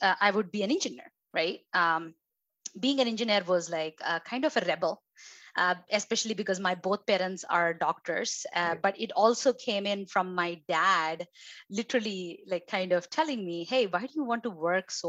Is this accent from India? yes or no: yes; India; moved away as an adult; now in United States; my background and where I grew up is in India